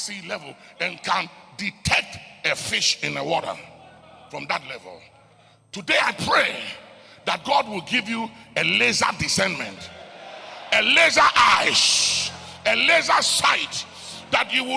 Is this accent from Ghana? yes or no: yes; Ghana; I was born in Ghana